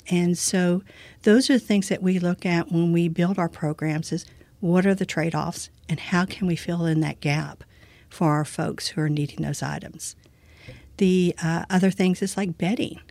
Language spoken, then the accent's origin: English; Brazoria County, Texas, United States; I've lived in this community all my life